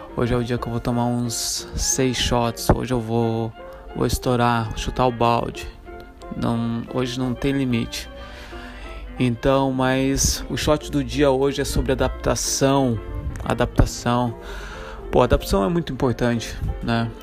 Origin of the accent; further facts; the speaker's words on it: Santa Catarina, Brazil; moved away; also born or lived in Africa; Eu sou de Santa Catarina